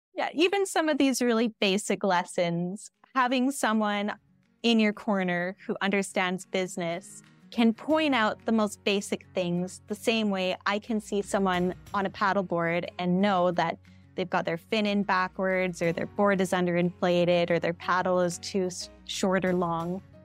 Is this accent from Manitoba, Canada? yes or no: no; Lethbridge, Alberta, Canada; moved away as an adult; also born or lived in Regina, Saskatchewan; now in White Rock, Canada; We're from Southern Alberta, from Lethbridge, Alberta, and we lived in Regina, Saskatchewan for two years prior